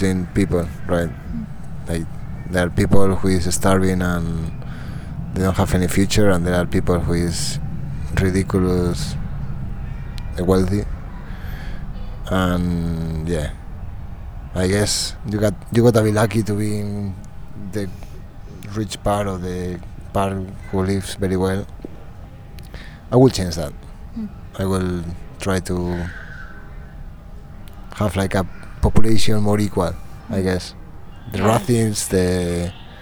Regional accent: Soria, Castile and León, Spain; English is a second language; moved away; always home is when I grew up. It's Soria, it's my hometown in Spain

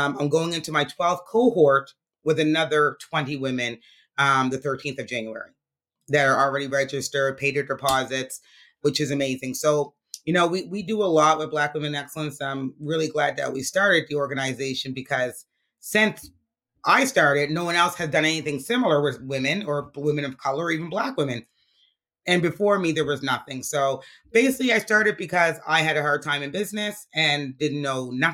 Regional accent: Halifax, Nova Scotia, Canada; I grew up in Montgomery Park, which is 5 minutes away

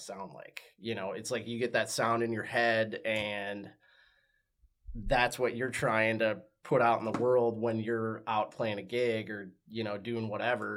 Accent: West Des Moines, Iowa, United States; I was born and raised right here in Des Moines. Born and raised here. Grew up in West Des Moines

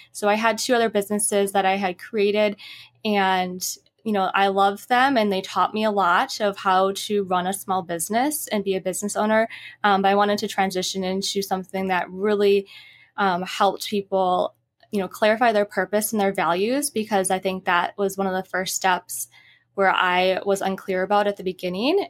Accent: Midwest, United States; also born or lived in Utah, United States; now in Los Angeles, United States; I'm originally from the Midwest

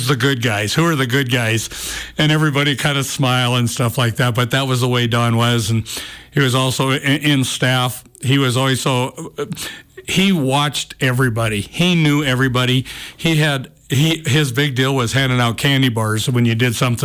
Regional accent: Cut Bank, Montana, United States; I grew up in Cutbank, and it was a big Bobcat town

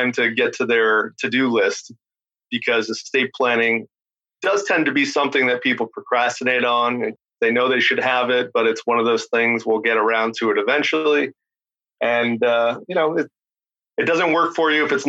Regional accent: Beverly, Massachusetts, United States; moved away as an adult; also born or lived in Boston; now in Newburyport, United States; I'm from Beverly originally, but lived in Boston for a little over

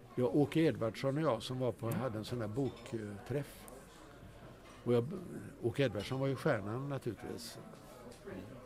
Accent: Gothenburg, Västra Götaland, Sweden; also born or lived in Stockholm; Jag är född i Göteborg

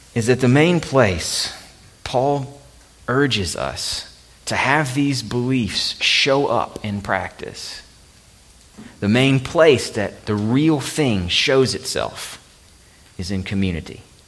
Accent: Alabama, United States; moved away; my home state of Alabama

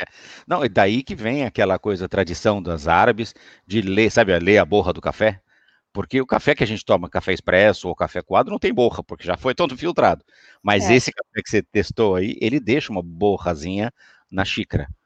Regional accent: Brazil; moved away; eu sou brasileiro

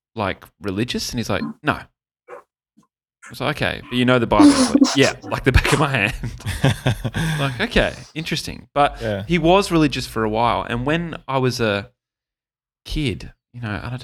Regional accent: Gold Coast, Queensland, Australia; I grew up on the Gold Coast

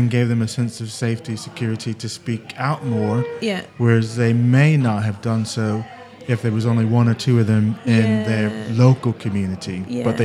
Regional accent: United States; also born or lived in Britain; now in United Kingdom; being American and living in Britain

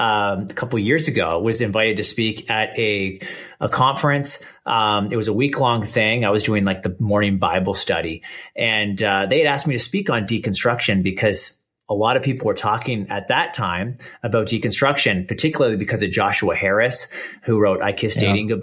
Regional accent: Canada; accent: Canadian; I live here in Canada, and so people might notice the accent. I'm Canadian

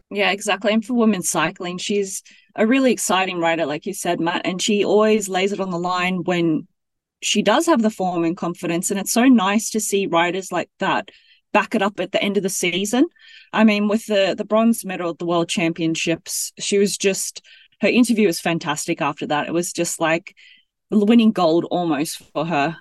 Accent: Gold Coast, Queensland, Australia; now in Belgium; I'm from the Gold Coast

